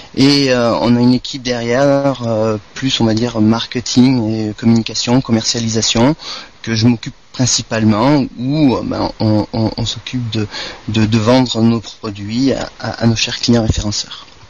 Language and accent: French; Montpellier, Occitania, France; also born or lived in Marseille; je suis montpelliérain